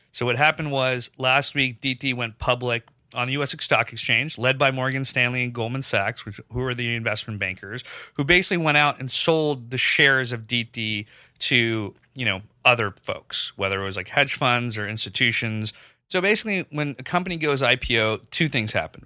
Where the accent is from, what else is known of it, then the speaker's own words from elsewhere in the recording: Pakistan; moved away; I grew up in Pakistan